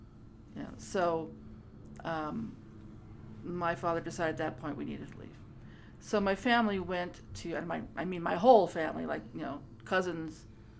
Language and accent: English; Culver City, California, United States; No, I grew up in Culver City.